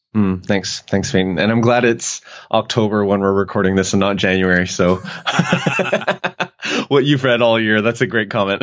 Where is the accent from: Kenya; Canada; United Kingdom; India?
Canada; moved away as an adult; now in United States; I'm Canadian